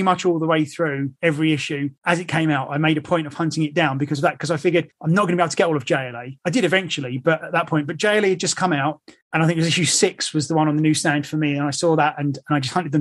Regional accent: England, United Kingdom; now in London, United Kingdom; as you can tell from my accent, I am from England

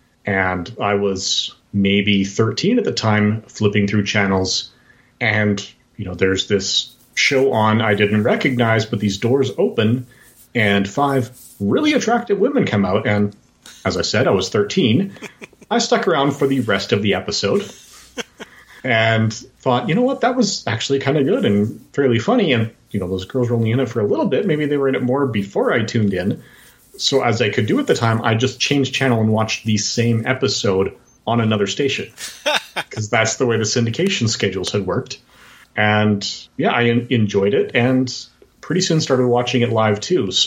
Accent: Edmonton, Alberta, Canada; I have been born and raised in Canada. I'm still in my hometown of Edmonton, Alberta.

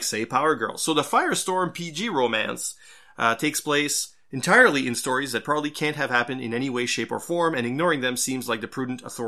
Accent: Canada; since we're Canadian

